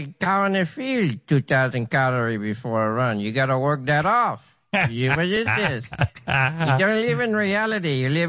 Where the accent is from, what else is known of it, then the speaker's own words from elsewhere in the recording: Iran; moved away; I'm from Iran.